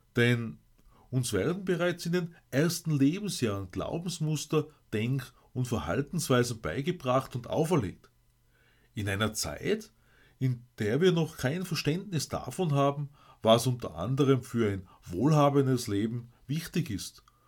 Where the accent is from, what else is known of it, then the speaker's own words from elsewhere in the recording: Austria; bei uns in Österreich